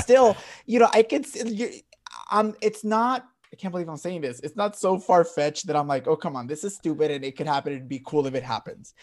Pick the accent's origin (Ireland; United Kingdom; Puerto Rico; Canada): Puerto Rico; growing up in Puerto Rico, it was track and field and boxing.